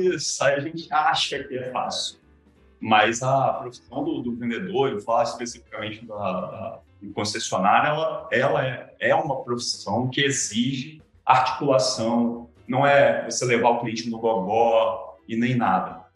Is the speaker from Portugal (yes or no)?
no; Cachoeiro de Itapemirim, Espírito Santo, Brazil; also born or lived in Viçosa, Minas Gerais; eu já nasci em Cachoeiro, meu pai nasceu em Cachoeiro, então acabei crescendo mesmo, ensino médio, foi todo um cachoeiro